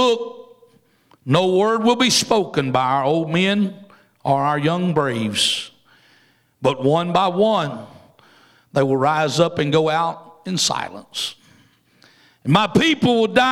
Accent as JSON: {"language": "English", "region": "Louisiana", "country": "United States", "tie": "born or raised there", "said": "I'm from Louisiana, and it's almost like going down South Louisiana and listening to all them Cajuns talk. I don't understand that one either. And I was born in Louisiana"}